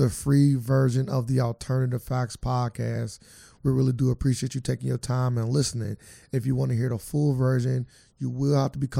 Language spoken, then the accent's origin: English; Canada; Usually when you ain't from some area, girls typically want you more. I tell them, I'm from Canada.